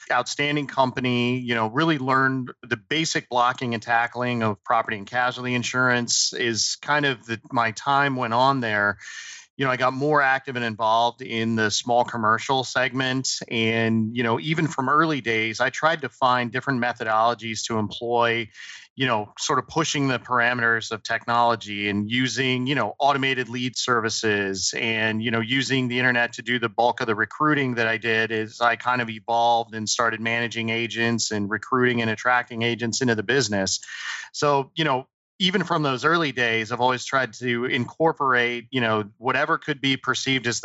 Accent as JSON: {"language": "English", "region": "New Jersey", "country": "United States", "tie": "born there", "also_born_or_lived": "Colorado", "said": "I was born actually in Southern New Jersey, spent a lot of time in Colorado."}